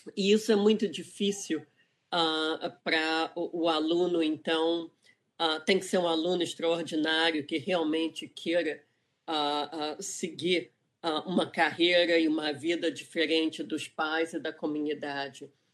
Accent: Rio de Janeiro, Brazil; moved away as an adult; also born or lived in England; now in California, United States; eu sou do Rio de Janeiro, uh, eu cresci em Ipanema, mas eu saí do Brasil com 18 anos

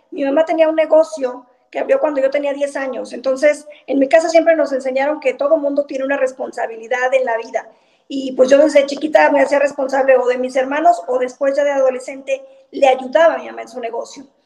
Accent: Zacatecas, Mexico; La verdad es que estoy muy orgullosa de mi tierra. La gente acá es sumamente esforzada. Ustedes deben de saber que somos un estado, llamémosle binacional. Acá la mitad de la población vive en Zacatecas

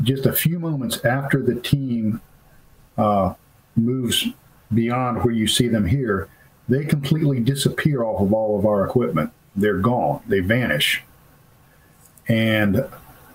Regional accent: Florida, United States; moved away; I used to hunt in the Okefenokee with my father as a child. And I'm from Florida originally

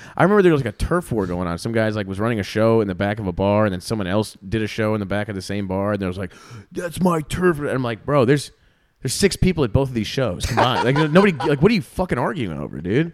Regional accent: South Florida, United States; moved away as an adult; also born or lived in Chicago; now in Austin, United States; started comedy in South Florida before I moved to Chicago

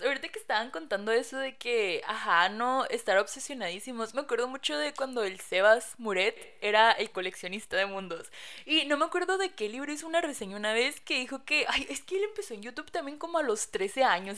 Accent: Caborca, Sonora, Mexico; en Caborca, de donde soy

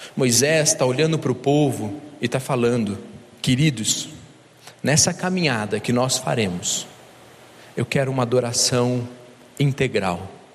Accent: Minas Gerais, Brazil; eu sou de Minas

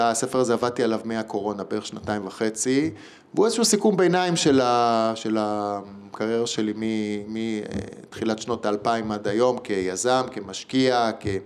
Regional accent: Belgium; also born or lived in England; אני גרתי שנה {S1} באוסטרליה ואני גדלתי בתור ילד בבלגיה וגדלתי באנגליה בתיכון.

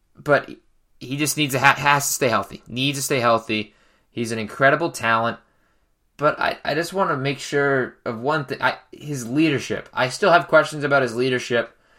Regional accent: New England, United States; I'm from New England

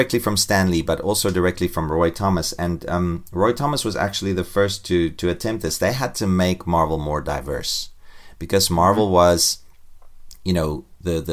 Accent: South Africa; growing up in South Africa, I, you know, in this racist atmosphere all the time in the 1970s and 80s

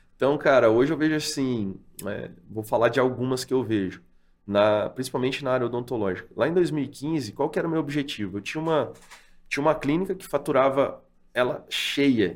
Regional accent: Paraná, Brazil; moved away; also born or lived in Londrina; fui morar em Biporã de novo, lá onde eu nasci

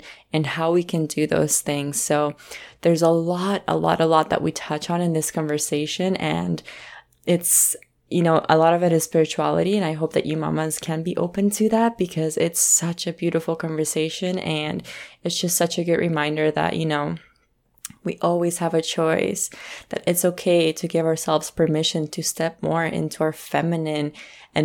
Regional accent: Colombia; we're both originally from Colombia

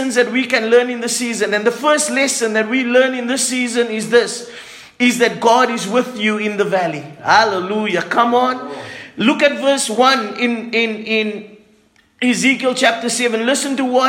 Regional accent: Cape Town, Western Cape, South Africa; moved away; I grew up in Cape Town

